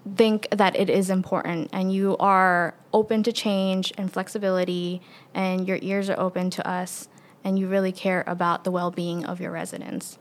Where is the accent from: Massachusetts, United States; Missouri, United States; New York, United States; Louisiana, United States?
New York, United States; New York City; moved away as an adult; now in Conway, United States; I'm originally from, born and raised in Queens, New York City